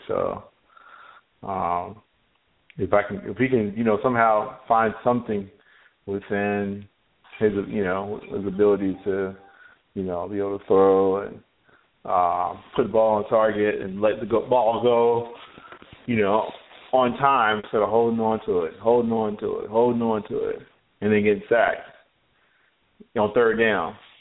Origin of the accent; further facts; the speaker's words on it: North Carolina, United States; I'm from North Carolina